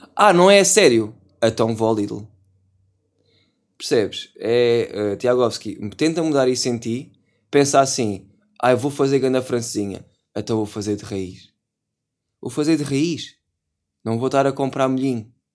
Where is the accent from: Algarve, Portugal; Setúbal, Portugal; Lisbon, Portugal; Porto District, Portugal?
Setúbal, Portugal; eu sou de Setúbal. E como sou de Setúbal, trouxe a minha faquinha para amanhar o peixe